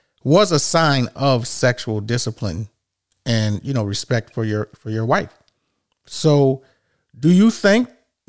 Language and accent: English; New York, United States; growing up in New York